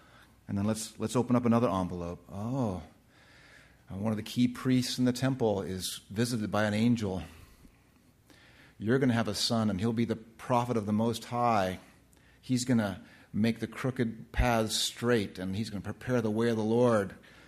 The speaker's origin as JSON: {"language": "English", "region": "California", "country": "United States", "tie": "born or raised there", "also_born_or_lived": "Orlando, Florida", "moved": "as an adult", "said": "I was a West Coast, born and raised in West Coast, California, the land of fruit and nuts. And I went to the East Coast for the first time in my life."}